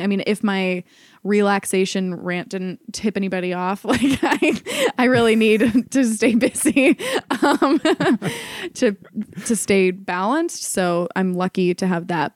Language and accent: English; Ohio, United States; moved away as an adult; also born or lived in New York; I'd been going back and forth between New York and Ohio, where I'm from